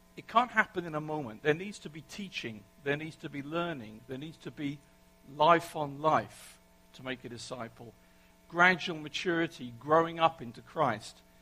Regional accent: England, United Kingdom; accent: English; moved away; my English accent

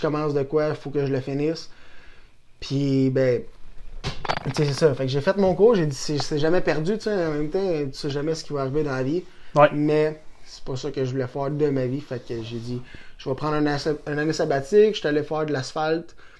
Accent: Saint-Tite, Quebec, Canada; also born or lived in Shawinigan; je suis né à Saint-Tite depuis que je suis jeune. J'ai fait une coupe de maison ici à Saint-Tite euh, quand j'étais jeune.

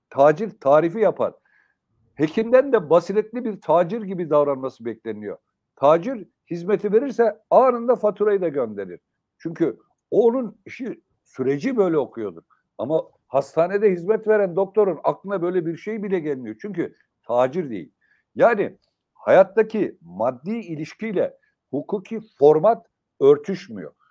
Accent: Sivas, Sivas Province, Turkey; Daha çarpıcı bir örneğini ben Sivaslıyım biliyorsunuz Yayla'da.

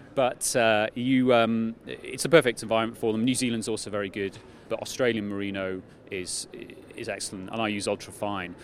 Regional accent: United Kingdom; I'm British

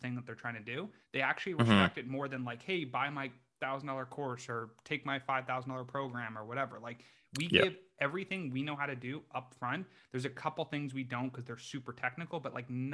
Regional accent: Canada; moved away as an adult; also born or lived in United States; I grew up in Canada, did a four-year degree there, became a chiropractor in the U.S.

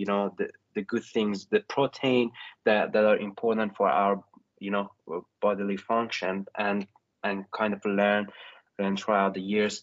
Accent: Iran; moved away; I'm originally from Iran

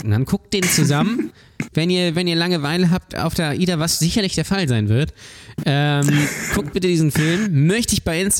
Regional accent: Hamburg, Germany; Also wirklich auch wichtig als Hamburger

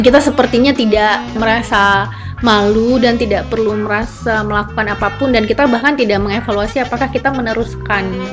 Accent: Aceh, Indonesia; aku sebagai orang Aceh

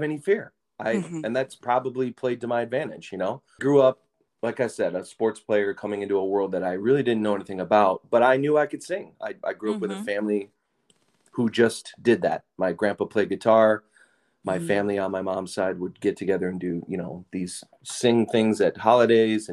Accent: Madison, Wisconsin, United States; I grew up in Madison, Wisconsin

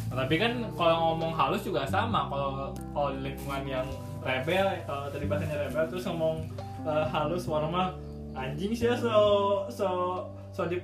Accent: West Java, Indonesia; Iya, kalau saya orang Sunda

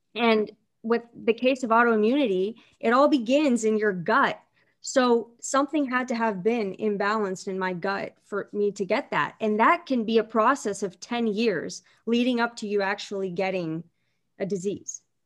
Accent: Canton, Ohio, United States; from Canton, Ohio

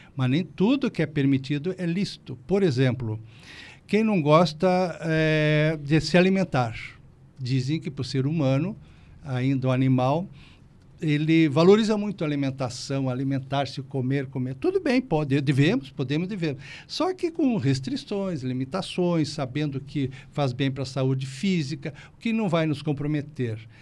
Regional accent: Rio Grande do Sul, Brazil; moved away as an adult; also born or lived in Porto Alegre; now in Criciúma, Brazil; volto para o Rio Grande do Sul para passeio

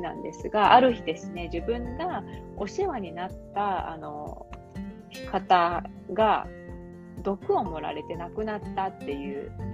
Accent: Kagawa, Japan; born or raised there; moved away as an adult; now in Australia

